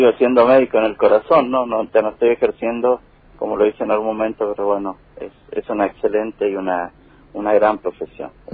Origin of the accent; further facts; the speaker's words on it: Argentina; somos de una provincia importante la, del de la República Argentina